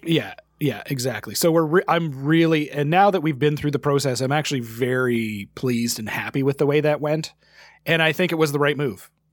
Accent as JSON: {"language": "English", "country": "Canada", "said": "as a Canadian"}